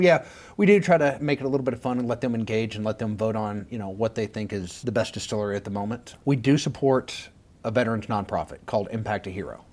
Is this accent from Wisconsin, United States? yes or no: no; Dumas, Texas, United States; moved away as an adult; also born or lived in Wichita Falls, Texas; now in Austin, United States; Born and raised in Dumas, Texas, Panhandle.